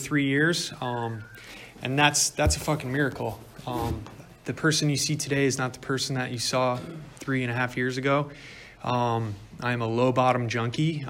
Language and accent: English; Connecticut, United States; I grew up in Connecticut and we have lots of snow in the winter